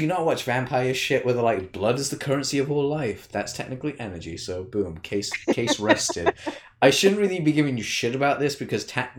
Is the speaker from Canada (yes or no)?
yes; Canada; I'm from Canada. Oh, Canada. I'm Canadian, bro.